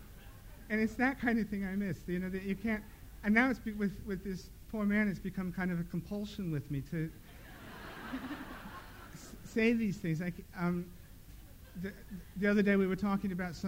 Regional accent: Midwest, United States; moved away; also born or lived in the Dales; I grew up in the Midwest

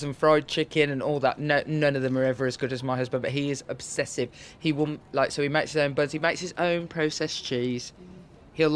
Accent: Birmingham, West Midlands, United Kingdom; I come from Birmingham, so you sort of raised eating really, really sort of what would be described sort of peasant food

